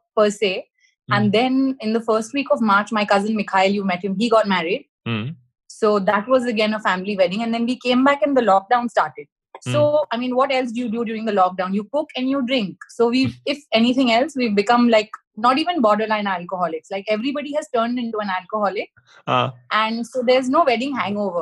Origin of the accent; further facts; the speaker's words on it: Mumbai, Maharashtra, India; now in Dubai, United Arab Emirates; we're from Bombay